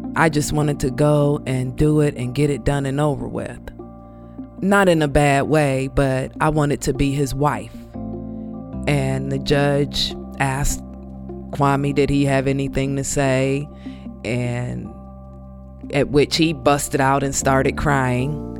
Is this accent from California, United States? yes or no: no; Canton, Ohio, United States; moved away as an adult; also born or lived in Cleveland, Ohio; I am originally from Canton, Ohio. I had just moved from Canton to Cleveland